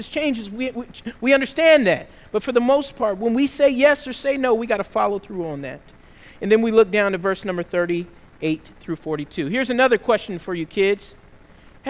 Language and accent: English; the South, United States; One of the things that I couldn't do growing up in the South is I could never swear